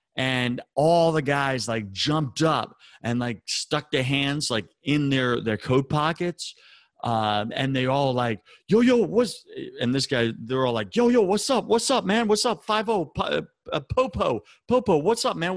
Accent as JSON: {"language": "English", "area": "Long Island", "region": "New York", "country": "United States", "tie": "born or raised there", "moved": "yes", "said": "I grew up on Long Island in a, you know, the suburbs"}